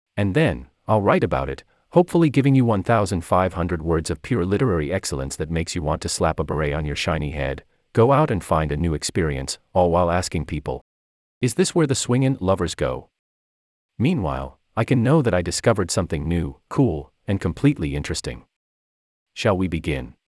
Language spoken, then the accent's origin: English; St. Louis, Missouri, United States; moved away as an adult; also born or lived in San Francisco Bay Area, California; now in Stanford, United States; I am 2,000 miles away from my hometown of St. Louis